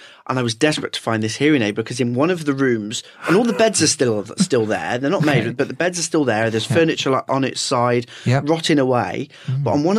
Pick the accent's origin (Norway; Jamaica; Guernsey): Guernsey; moved away as an adult; now in England; I grew up in Guernsey, the island next door.